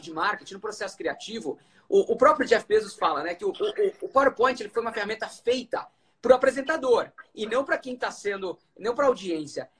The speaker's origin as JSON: {"language": "Portuguese", "town": "Londrina", "region": "Paraná", "country": "Brazil", "moved": "as an adult", "said": "eu saí de Londrina, no norte do Paraná"}